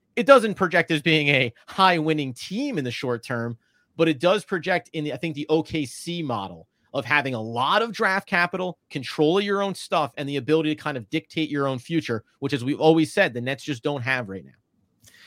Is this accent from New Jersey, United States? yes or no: yes; New Jersey, United States; I grew up in New Jersey